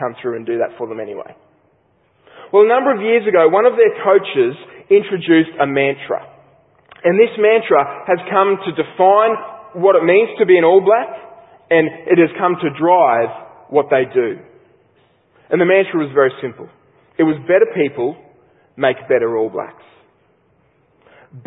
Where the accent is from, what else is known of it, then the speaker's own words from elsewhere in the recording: Australia; an Australian sports lover